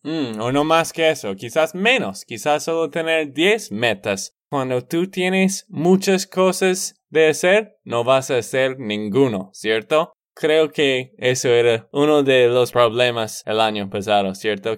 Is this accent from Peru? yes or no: no; Texas, United States; de Texas, Estados Unidos.